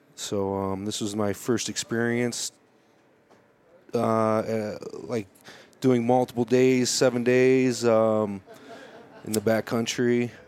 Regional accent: Chicago, Illinois, United States; moved away as an adult; now in Colorado, United States; I grew up in uh, Chicago, uh, moved to Colorado in '99 for college

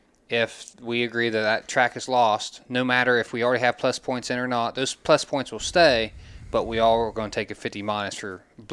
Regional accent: Glouster, Ohio, United States; we're both from Gloucester originally.

